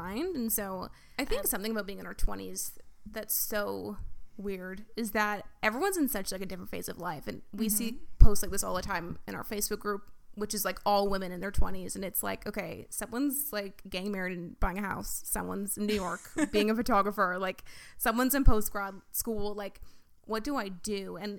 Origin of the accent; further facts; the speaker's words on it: Victoria, British Columbia, Canada; I grew up in Victoria, and like, it's like, when I go back there, it's like, so many of my friends now are like married, having kids